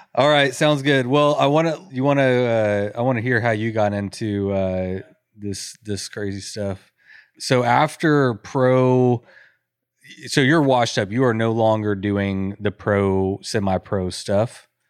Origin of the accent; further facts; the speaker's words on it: College Station, Texas, United States; Bryan College Station, which is my hometown and where I live.